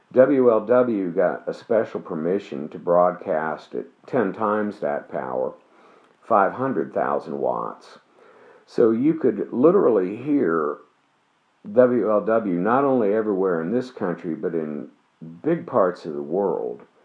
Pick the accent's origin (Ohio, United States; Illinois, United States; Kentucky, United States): Ohio, United States; Dayton; I grew up in Dayton, Ohio